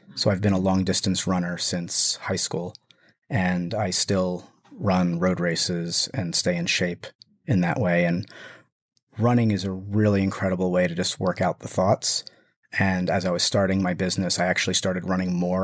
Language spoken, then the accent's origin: English; New Jersey, United States; also born or lived in Brooklyn, New York; I'm from New Jersey